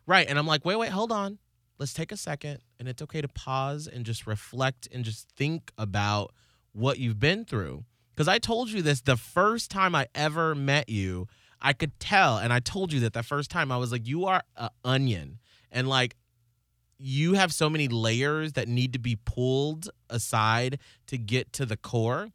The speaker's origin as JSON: {"language": "English", "town": "Atlanta", "region": "Georgia", "country": "United States", "tie": "born or raised there", "said": "in Atlanta growing up"}